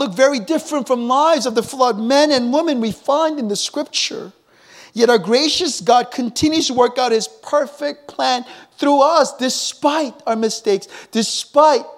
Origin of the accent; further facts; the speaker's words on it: United States; moved away as an adult; now in Seoul, South Korea; growing up in America, spending my teenage years there